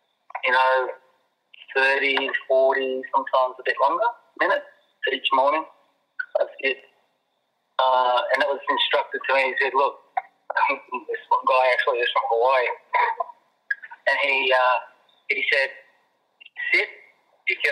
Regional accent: Avalon, New South Wales, Australia; my hometown there at Avalon

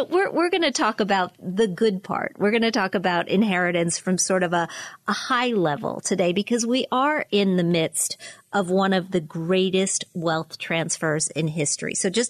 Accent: Pennsylvania, United States; I like buying gas in New Jersey rather than in my home state of Pennsylvania.

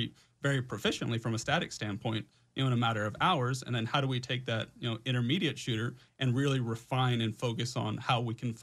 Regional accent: Houston, Texas, United States; born and raised in Houston, Texas

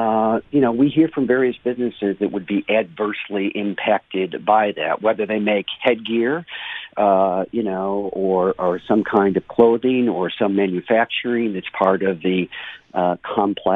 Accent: United States; I'm an American.

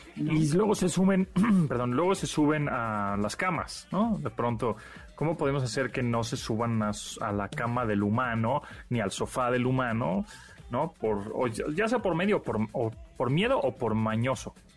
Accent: Mexico; yo como típico mexicano

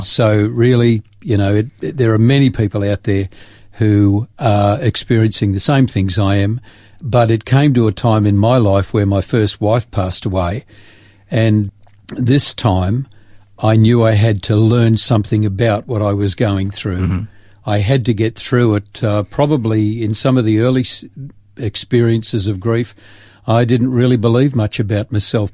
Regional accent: Grafton, New South Wales, Australia; moved away as an adult; also born or lived in Sydney / Port Macquarie; 18 years of uh, growing up in Grafton

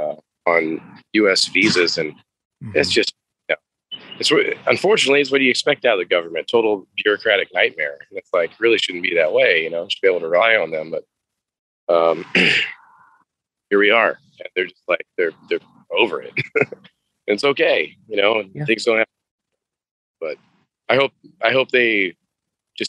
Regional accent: Midwest, United States; I'm from the Midwest

